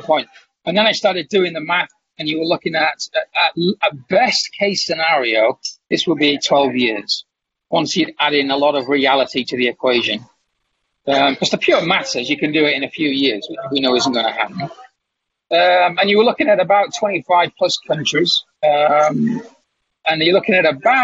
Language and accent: English; Kingston upon Hull, Yorkshire and the Humber, United Kingdom; I'm sitting in a cafe in the town of Kingston-upon-Hull in England, my hometown